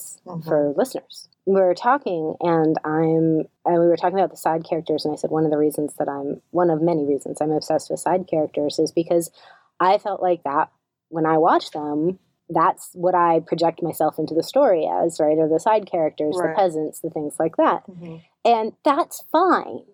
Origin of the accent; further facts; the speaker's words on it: the South, United States; moved away; also born or lived in the Midwest; I am a white Southerner.